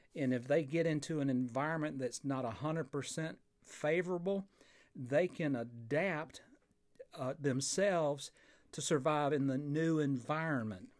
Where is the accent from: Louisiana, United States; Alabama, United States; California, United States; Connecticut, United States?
Alabama, United States; Fort Payne; recording here in my hometown of Fort Payne, Alabama